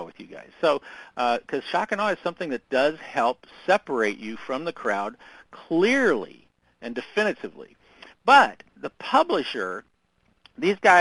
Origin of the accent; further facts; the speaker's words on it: Southern Indiana, United States; I grew up in Southern Indiana